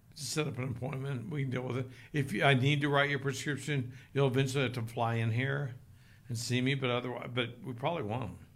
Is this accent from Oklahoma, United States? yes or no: yes; Oklahoma, United States; now in Utah, United States; I grew up in Oklahoma